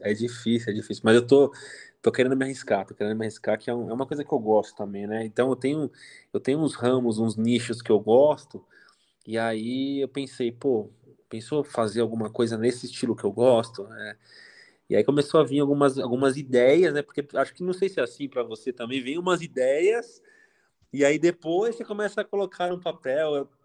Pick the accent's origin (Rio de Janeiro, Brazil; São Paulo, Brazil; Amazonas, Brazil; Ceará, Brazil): São Paulo, Brazil; Eu sou, eu sou de São Paulo, capital.